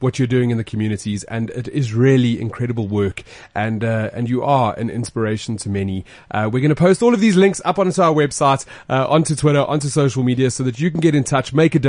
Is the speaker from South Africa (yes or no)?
yes; South Africa; As a South African, everybody's opinion does matter.